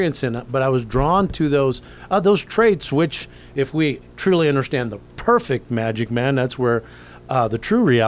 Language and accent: English; Anaheim, California, United States; I was born in Anaheim, California